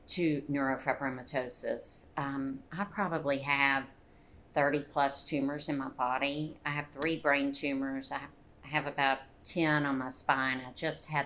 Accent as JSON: {"language": "English", "town": "Conyers", "region": "Georgia", "country": "United States", "tie": "born or raised there", "said": "I grew up right outside of Atlanta, Conyers, Georgia, which was a very, very, very small town"}